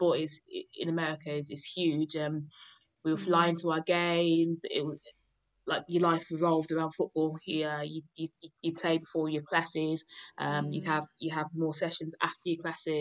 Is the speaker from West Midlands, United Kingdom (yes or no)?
yes; Birmingham, West Midlands, United Kingdom; also born or lived in Nigeria; I grew up in Birmingham.